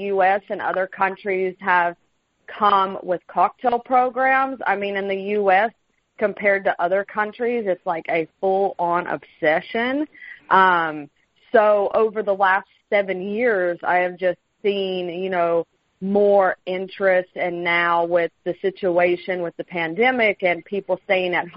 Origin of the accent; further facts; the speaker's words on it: North Carolina, United States; now in Seattle, United States; I'm from North Carolina